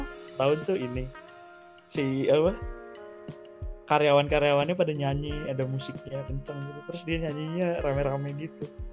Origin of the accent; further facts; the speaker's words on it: Bogor, West Java, Indonesia; dari S D, eh, dari kecil, di Bogor terus